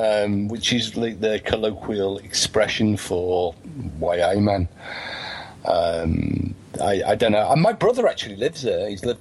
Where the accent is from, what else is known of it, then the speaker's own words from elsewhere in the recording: North East England, United Kingdom; And nothing to do with me being a Geordie.